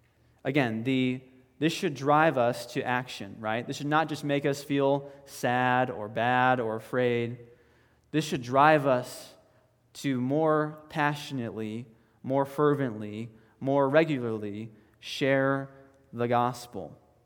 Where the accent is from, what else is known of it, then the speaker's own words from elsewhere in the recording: the South, United States; hey, we're Americans, or we are self-proclaimed Christians, we grew up in the Bible Belt